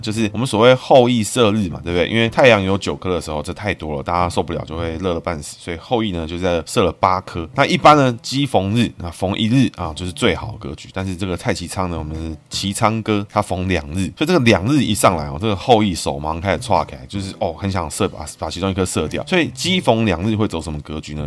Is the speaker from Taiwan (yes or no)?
yes; Taipei, Taiwan; 所以这个身为台北人，可能就没什么感觉